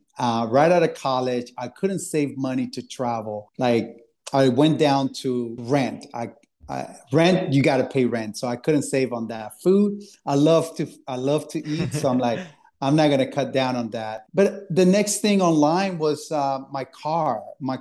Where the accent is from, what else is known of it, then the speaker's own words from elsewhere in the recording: Miami, Florida, United States; also born or lived in Philadelphia; I grew up in Miami and then after college moved to Philadelphia